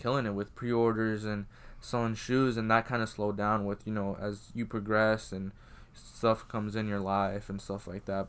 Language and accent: English; Iowa, United States; also born or lived in Georgia; being from Iowa, it's, well, I was, I, I was born in Georgia, but, like, you know, growing up here